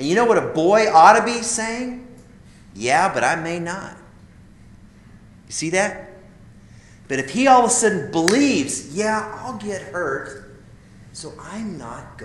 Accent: Idaho, United States; I grew up in Idaho

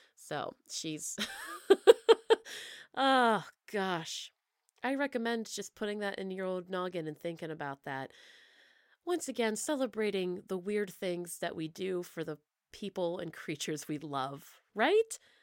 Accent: Bellefonte, Pennsylvania, United States; moved away; I'm from Pennsylvania originally

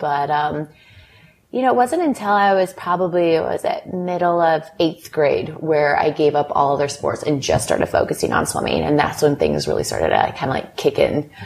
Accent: Lake Forest, California, United States; I grew up in Lake Forest, California, so not very far from where we are now, Newport Beach

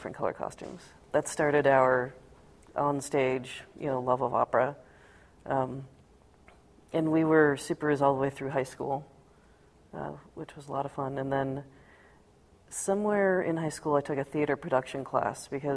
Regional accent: Seattle, Washington, United States; We grew up in Seattle

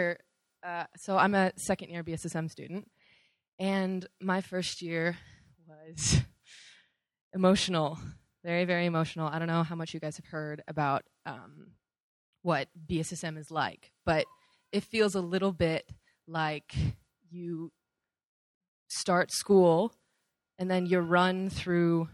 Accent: California, United States; moved away; I'm from California

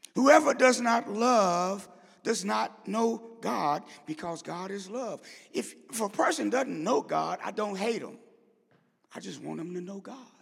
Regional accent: St. Louis, Missouri, United States; I grew up in Saint Louis

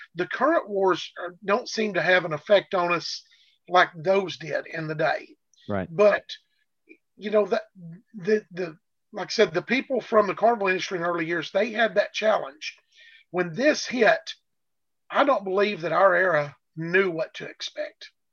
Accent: Arkansas, United States; with the Arkansas being my home state

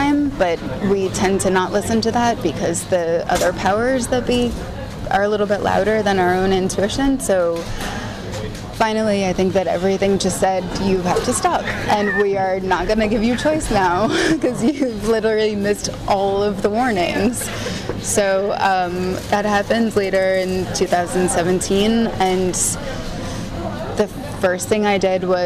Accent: New York, United States; I was born and raised in New York.

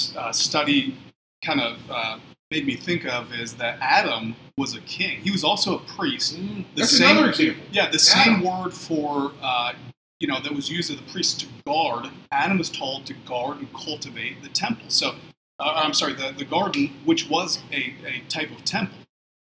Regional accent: Ukraine; also born or lived in Cleveland, Ohio, United States; So I was born in Cleveland, Ohio, and then when I was 3, we moved to the former Soviet Union. So we lived in Ukraine right after the Iron Curtain fell down, Soviet Union collapsed. So we lived 100 kilometers south of Chernobyl.

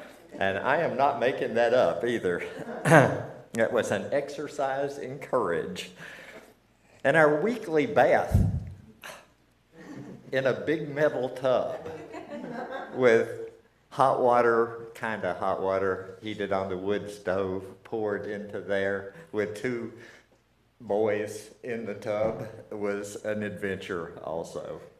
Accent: Tennessee, United States; accent: Tennessee; Morning. I grew up in East Tennessee. I tell you that because I lost my Tennessee accent. I went to graduate school in Boston where they made fun of me and just beat it out of me.

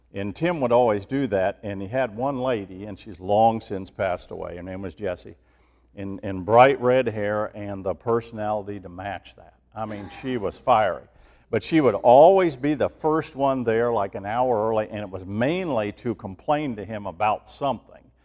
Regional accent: Ohio, United States; moved away; growing up in Ohio

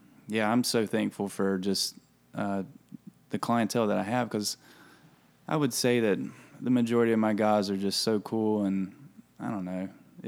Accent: Salt Rock, West Virginia, United States; moved away; also born or lived in Wilmington, North Carolina; I grew up in West Virginia.

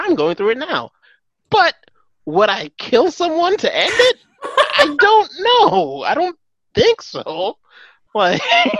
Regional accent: United States; We're American.

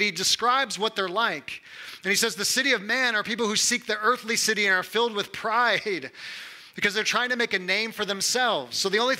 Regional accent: Missouri, United States; I'm from Missouri and there's no humidity here.

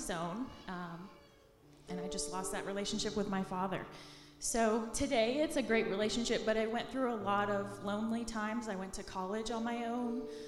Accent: Palm City, Florida, United States; also born or lived in Coral Springs, Florida; now in Tallahassee, United States; moved to a small town called Palm City. That's on the east coast of Florida

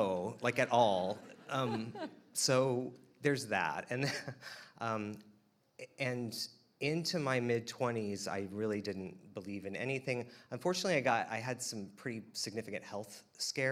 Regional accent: Wichita, Kansas, United States; I was born and raised in Wichita, Kansas

